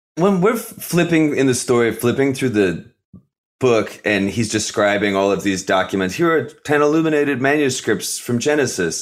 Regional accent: United States; being an American

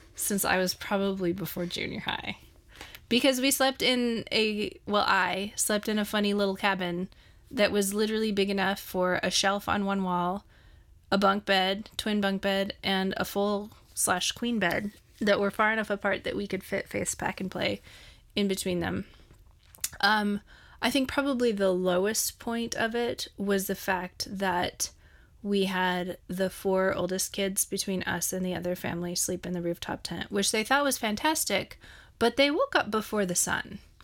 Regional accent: Montana, United States; I'm from Montana

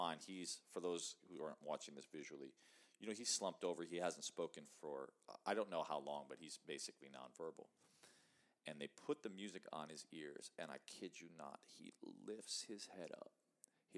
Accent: Chicago, Illinois, United States; I grew up in Chicago, in the city

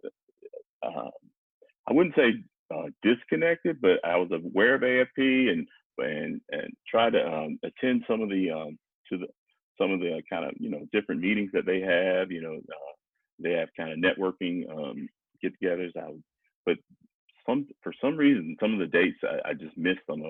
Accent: North Carolina, United States; also born or lived in Denver / New York; now in Charlotte, United States; I'm originally from North Carolina, and my family's in Laurinburg, which is about two hours away from here

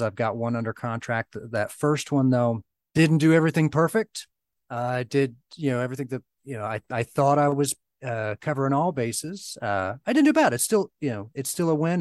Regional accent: Southern Ohio, United States; my hometown. It's a, you know, a small area of Southern Ohio

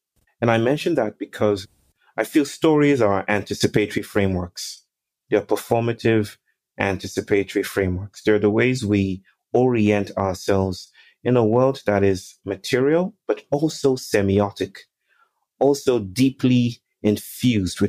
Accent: Nigeria; now in India; I'm Nigerian

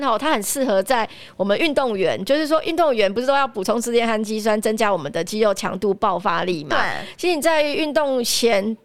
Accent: Taiwan; 我们台湾人

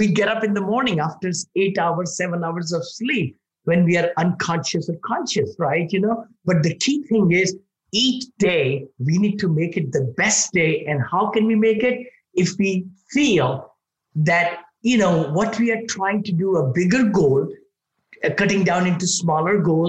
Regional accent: India; moved away as an adult; now in United States; when I was growing up in India

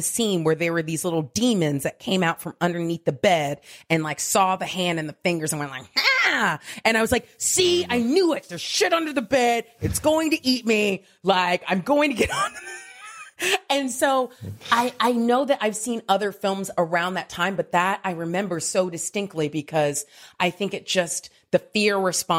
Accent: Diamond Bar, California, United States; I grew up in a city called Diamond Bar, California, which is right next to Pomona.

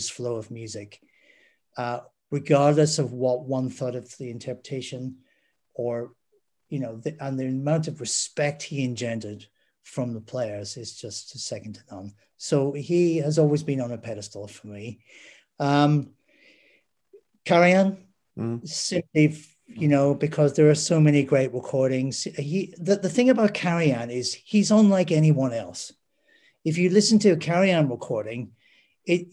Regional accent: Derry, Northern Ireland, United Kingdom; growing up in Derry / Londonderry

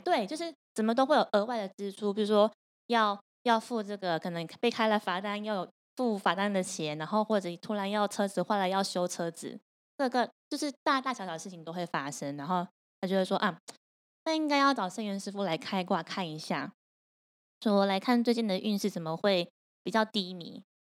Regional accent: Taipei, Taiwan; 我台北人

